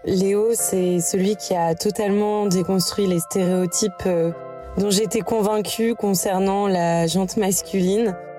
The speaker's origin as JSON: {"language": "French", "region": "Brittany", "country": "France", "also_born_or_lived": "Nantes / Marseille", "moved": "as an adult", "said": "je rentre chez moi en Bretagne"}